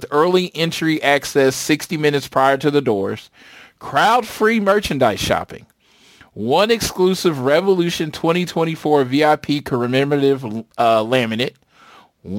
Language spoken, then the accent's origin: English; Oklahoma, United States; my home state. Second show in my home state.